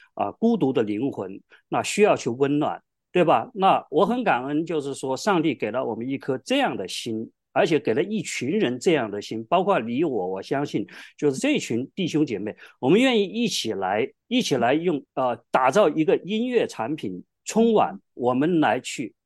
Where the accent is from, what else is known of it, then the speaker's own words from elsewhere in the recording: Hubei, China; moved away as an adult; also born or lived in Wuhan / California; now in United States; 我就从小跟着她在全湖北省去巡回芭蕾舞剧《白毛女》